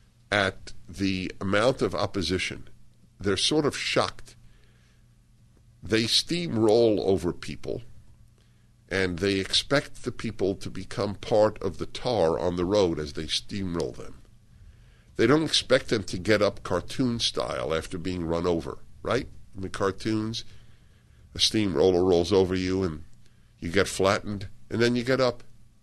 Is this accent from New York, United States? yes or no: yes; Brooklyn, New York, United States; moved away as an adult; I was raised in Brooklyn, my husband in Queens. Our three children were born in Manhattan. I was a New York supremacist.